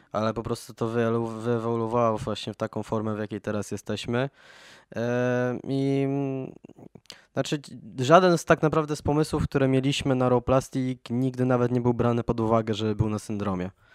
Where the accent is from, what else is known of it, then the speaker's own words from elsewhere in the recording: Poland; jesteśmy jednak zespołem z Polski